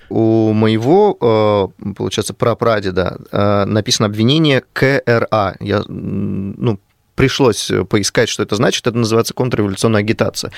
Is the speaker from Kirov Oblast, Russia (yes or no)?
yes; Kirov, Kirov Oblast, Russia; Я сам из Кирова